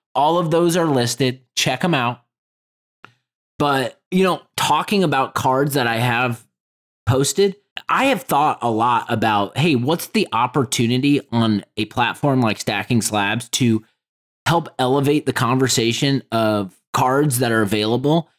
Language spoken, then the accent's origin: English; Indianapolis, Indiana, United States; nineties kids growing up in Indianapolis